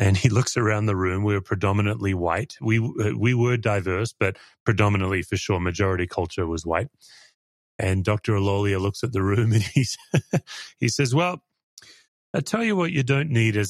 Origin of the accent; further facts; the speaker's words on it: Australia; I did my own journey after that as an Australian into Aboriginal theology